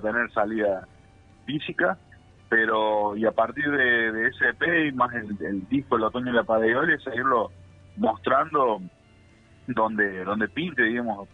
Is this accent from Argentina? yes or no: yes; Villa María, Córdoba, Argentina; somos de Villa María, acá de la provincia de Córdoba